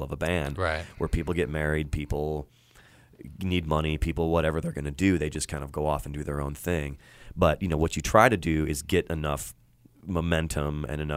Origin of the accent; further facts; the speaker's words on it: Chicago, Illinois, United States; now in Los Angeles, United States; I'm from Chicago, but my family moved there